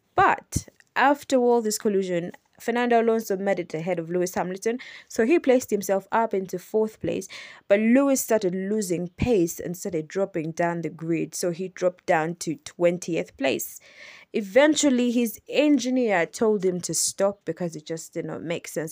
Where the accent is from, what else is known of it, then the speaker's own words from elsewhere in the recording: Kampala, Central Region, Uganda; I am from Uganda. I'm from Kampala, Uganda